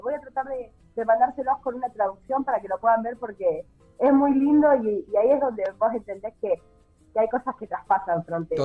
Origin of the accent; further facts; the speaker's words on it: Argentina; moved away as an adult; now in Búzios, Brazil; es imposible negar que somos argentinos